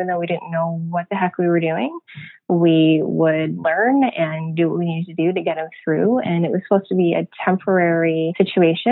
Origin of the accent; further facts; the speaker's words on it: Canada; moved away as an adult; also born or lived in United States; we decided to move back to Canada